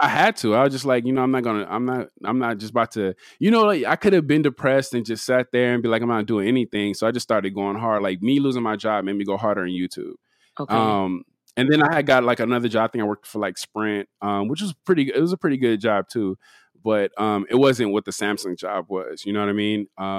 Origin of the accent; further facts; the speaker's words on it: Compton, California, United States; also born or lived in Pasadena / Carson; So I'm from Compton, but you know, I'm also from Pasadena. I'm also from Carson.